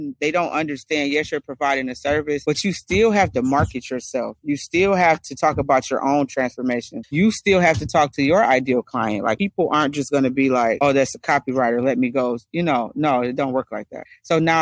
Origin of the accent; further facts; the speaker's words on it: Detroit, Michigan, United States; I'm from Detroit, born